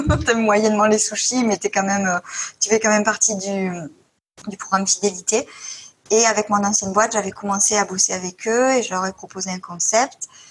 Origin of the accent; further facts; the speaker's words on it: Marseille, Provence-Alpes-Côte d'Azur, France; je viens de Marseille